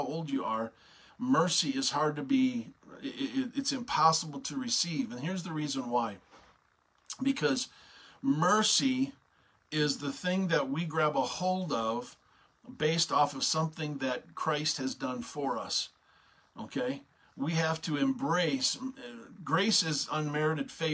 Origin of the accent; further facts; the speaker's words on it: United States; an American citizen